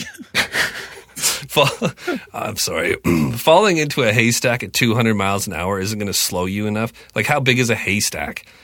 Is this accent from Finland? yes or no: no; Canada; I'm purebred Canadian kid